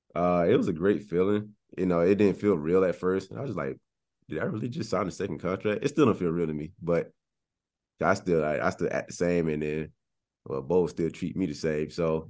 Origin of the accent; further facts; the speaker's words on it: Cocoa Beach, Florida, United States; born and raised in Florida, Cocoa Beach, Florida